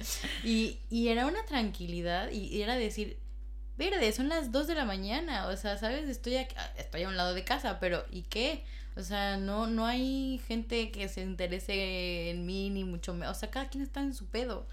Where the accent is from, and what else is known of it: Mexico; moved away as an adult; now in Madrid, Spain